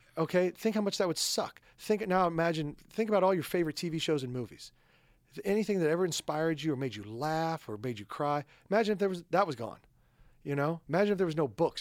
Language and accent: English; Midwest, United States; moved away; also born or lived in New York; I'm a Midwesterner